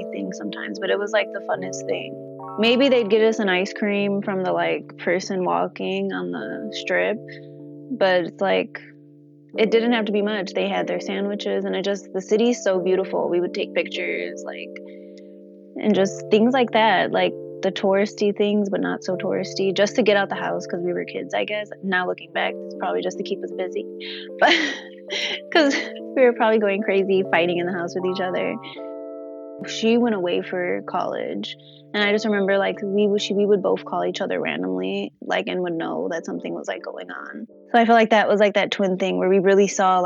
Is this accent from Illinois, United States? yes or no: yes; Chicago, Illinois, United States; I'm from Chicago. So I grew up with my twin sister and my mom and my dad